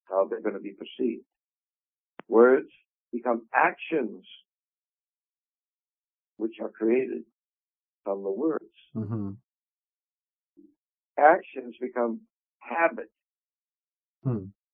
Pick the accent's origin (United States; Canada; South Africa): United States; Quincy, Massachusetts; born or raised there; also born or lived in Boston, Massachusetts